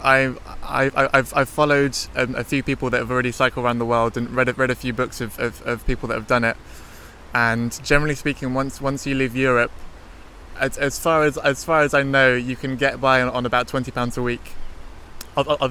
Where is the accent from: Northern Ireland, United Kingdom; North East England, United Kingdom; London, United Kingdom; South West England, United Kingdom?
London, United Kingdom; also born or lived in Hastings; now in Netherlands; I grew up in Tottenham in London, and then I moved to Hastings